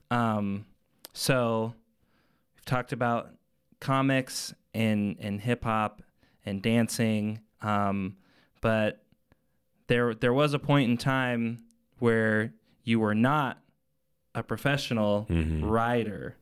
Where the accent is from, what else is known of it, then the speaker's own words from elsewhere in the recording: Arvada, Colorado, United States; I grew up in Arvada